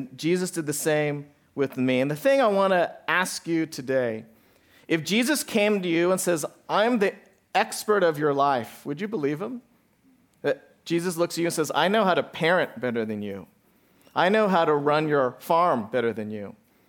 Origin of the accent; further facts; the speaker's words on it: Santa Barbara, California, United States; hard to order pizza with the last name … I'm serious. This is what my whole life was, right, Dad, growing up in Santa Barbara.